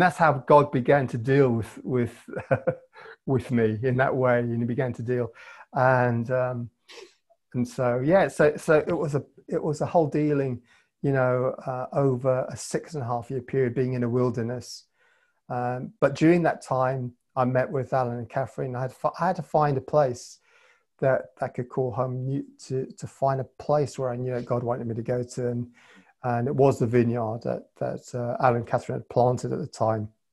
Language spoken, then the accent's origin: English; Cape Town, Western Cape, South Africa; also born or lived in London, England; now in Northern Ireland, United Kingdom; I was born in Cape Town